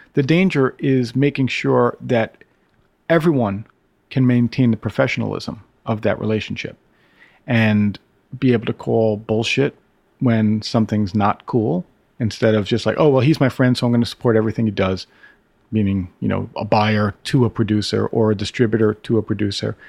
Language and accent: English; Brooklyn, New York, United States; I grew up in Brooklyn.